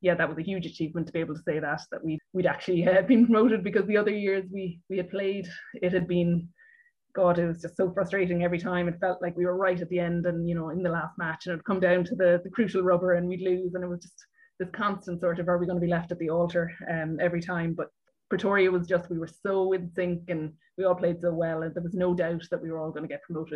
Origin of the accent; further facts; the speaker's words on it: Cork, Munster, Ireland; growing up, you know, in Cork or in Munster